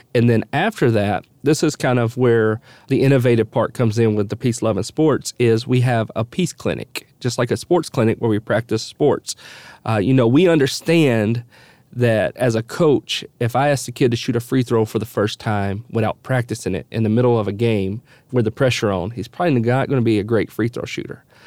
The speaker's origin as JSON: {"language": "English", "town": "Nashville", "region": "Tennessee", "country": "United States", "tie": "born or raised there", "also_born_or_lived": "Dallas, Texas", "said": "we moved back from Dallas, Texas, uh, to my home to Nashville, where I grew up. I, I, lived here my whole life, other than those four years in Dallas"}